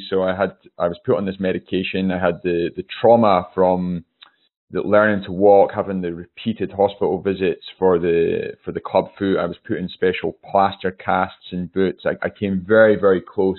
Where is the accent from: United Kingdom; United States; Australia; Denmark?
United Kingdom; Newtonmore, Scotland; I grew up in the Highlands of Scotland.